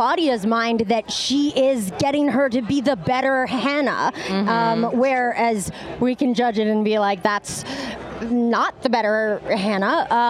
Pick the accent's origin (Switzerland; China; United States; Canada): Canada; I'm from Canada